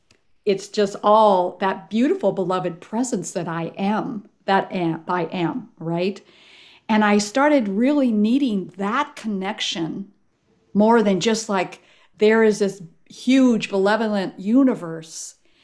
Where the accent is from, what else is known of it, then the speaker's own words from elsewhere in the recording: Ethiopia; I was raised actually in Ethiopia as a missionary kid. My parents were Presbyterian ministers, missionaries, right?